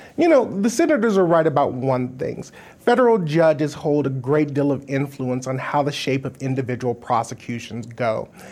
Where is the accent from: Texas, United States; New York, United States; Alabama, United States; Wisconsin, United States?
Wisconsin, United States; here in my home state of Wisconsin